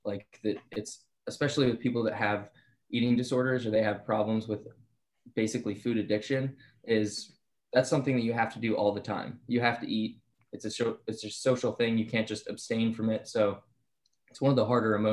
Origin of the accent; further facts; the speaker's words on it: Bucks County, Pennsylvania, United States; Bucks County, Pennsylvania.